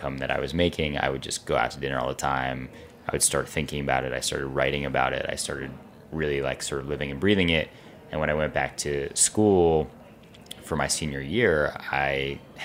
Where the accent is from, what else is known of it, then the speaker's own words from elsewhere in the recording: New York City, New York, United States; I grew up in New York City on the Upper West Side